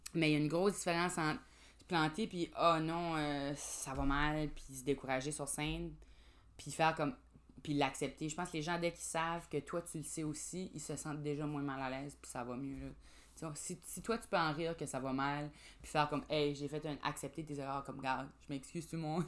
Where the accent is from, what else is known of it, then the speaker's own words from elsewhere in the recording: Grand Falls, New Brunswick, Canada; je viens de Grand Sceau, euh, au Nouveau-Brunswick, évidemment, là, ou Grand Falls